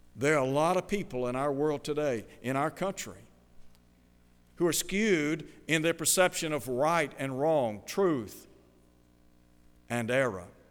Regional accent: Chattanooga, Tennessee, United States; When I was a child growing up in Chattanooga

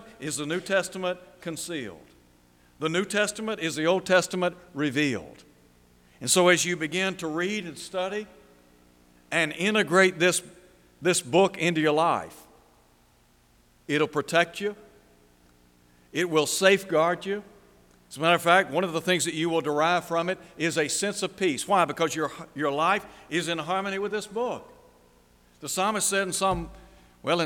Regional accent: Chattanooga area, Tennessee, United States; In my hometown, there are two mountains, Signal Mountain and Lookout Mountain

